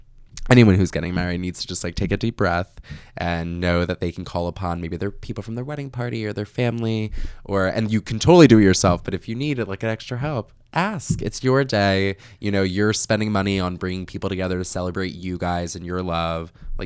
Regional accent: New Jersey, United States; moved away as an adult; also born or lived in New York City; now in United States (West Coast); I'm from Jersey.

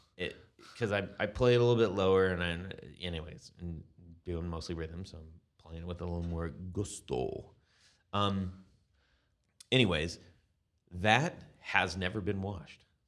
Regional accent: California, United States; growing up in California

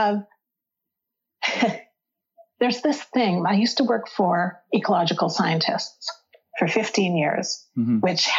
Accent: Northern England, United Kingdom; But we're not. We're not Scottish. We're from Northern England.

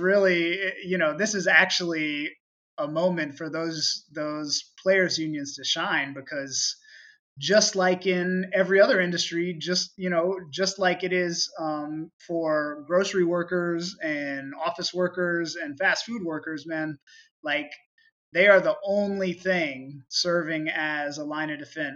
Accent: St. Augustine, Florida, United States; moved away; I grew up in North Florida, very much a red state

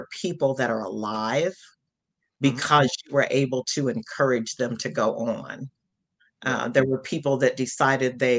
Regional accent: the Midwest, a small town in Indiana, United States; growing up in the Midwest in a small town and being in Indiana

